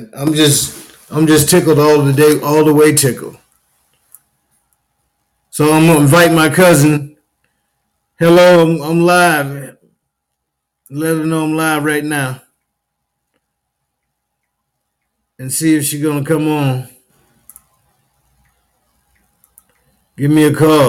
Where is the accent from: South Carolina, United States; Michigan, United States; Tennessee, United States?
South Carolina, United States; Union; I grew up in Union, South Carolina